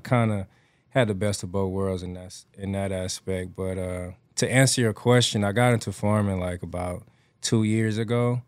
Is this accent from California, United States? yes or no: no; Atlanta, Georgia, United States; moved away as an adult; now in Houston, United States; I grew up raised in Atlanta, Georgia